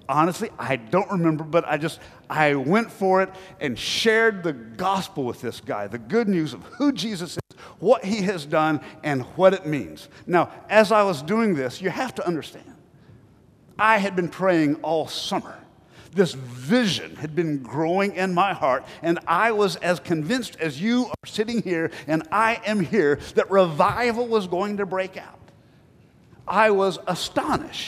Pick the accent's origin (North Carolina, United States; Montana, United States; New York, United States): North Carolina, United States; Black Mountain; accent: North Carolina; I grew up in Black Mountain, North Carolina, you know, population 5,000